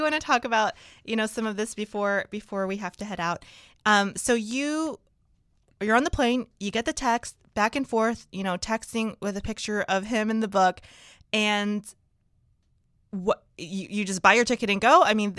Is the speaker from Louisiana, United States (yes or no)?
yes; New Orleans, Louisiana, United States; You know, I'm from New Orleans.